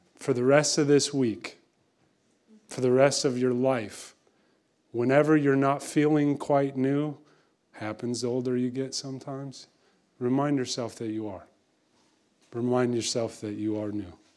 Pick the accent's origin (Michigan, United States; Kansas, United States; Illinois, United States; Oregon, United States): Kansas, United States; moved away; I'm from Kansas originally, which is why I don't really have much of an accent